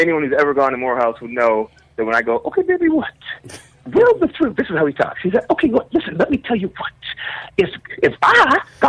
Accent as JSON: {"language": "English", "country": "Canada", "said": "Can I tell you, I'm sorry, I don't know any guns. I'm Canadian."}